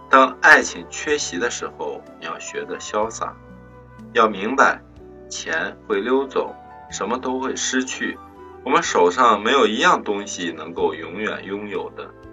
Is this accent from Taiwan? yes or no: no; China; 明天是七夕，是我们中国人的情人节